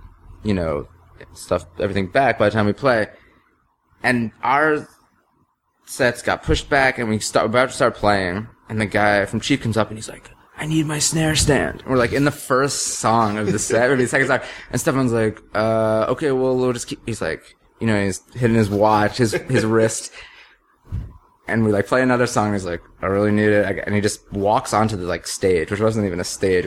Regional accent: New York City, New York, United States; also born or lived in Brooklyn; I'm from the city. I'm from Manhattan. Yeah. And now I live in Brooklyn

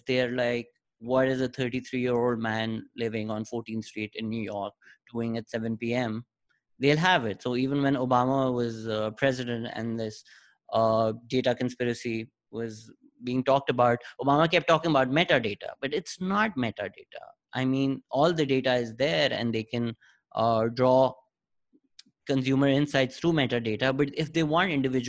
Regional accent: Pakistan; I'm from Pakistan, so we grew up in Islamic tradition

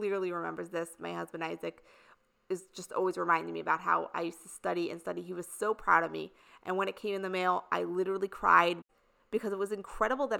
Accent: New York, United States; also born or lived in Indiana; I lived in the suburbs in New York this whole time growing up in New York

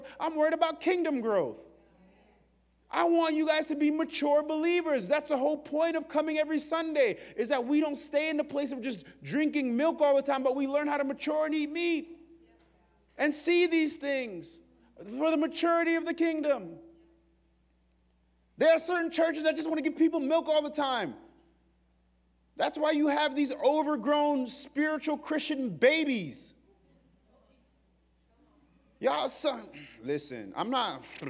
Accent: New York, United States; I'm from New York

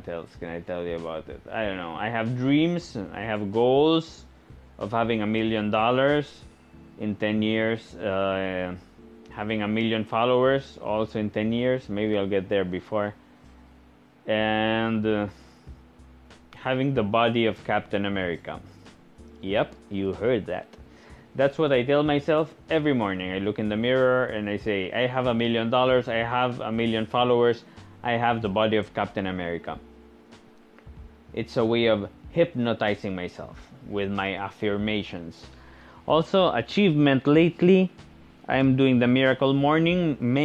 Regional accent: Spain; moved away as an adult; also born or lived in Portugal / Netherlands / China; now in Philippines; born in Spain and living in the Philippines. I'm Spanish Filipino. I'm both. My father Spanish, my mom Filipina, and I've been living in the Philippines for 7 years now.

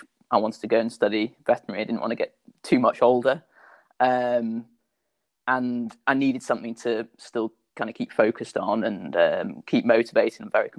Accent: United Kingdom; I'm British international sky mountain and trail runner, represented Great Britain in both the mountain running and trail running teams.

